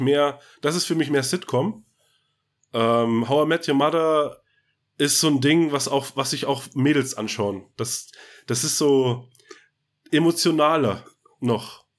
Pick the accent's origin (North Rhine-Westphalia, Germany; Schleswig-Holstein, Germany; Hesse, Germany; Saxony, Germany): Schleswig-Holstein, Germany; Scharbeutz; also born or lived in Bad Oldesloe; gebürtig aus, geboren in Bad Oldesloe, groß geworden in Scharbeutz